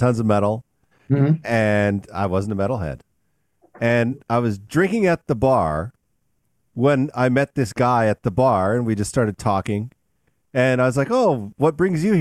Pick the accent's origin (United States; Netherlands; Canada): Canada; I came from Canada